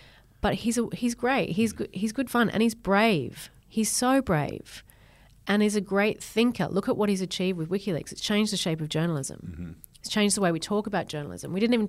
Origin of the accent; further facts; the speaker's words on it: Berry, New South Wales, Australia; So I grew up in Berry and I still go home to my dad's horse farm down there.